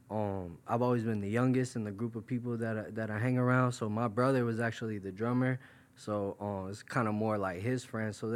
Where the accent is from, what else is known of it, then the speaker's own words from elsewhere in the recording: New York, United States; also born or lived in Florida; I'm from originally. I'm from New York. Um, right now I live in Florida. Um, my parents they they got divorced when I was real young, so it kind of shifted me between the two states.